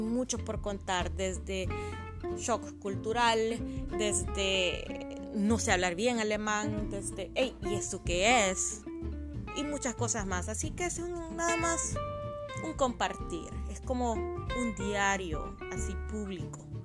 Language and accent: Spanish; El Salvador; moved away as an adult; now in Germany; vengo de El Salvador